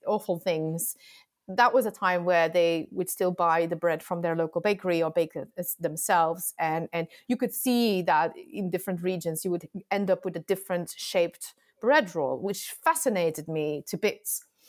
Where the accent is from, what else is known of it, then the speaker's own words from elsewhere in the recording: Antwerp, Flanders, Belgium; I am from Belgium, from Flanders, Antwerp